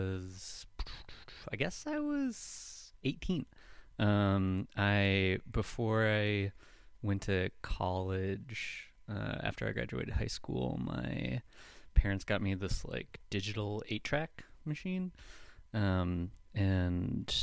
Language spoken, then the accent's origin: English; La Crosse, Wisconsin, United States; moved away as an adult; also born or lived in Duluth, Minnesota; now in Minneapolis, United States; I grew up in La Crosse, Wisconsin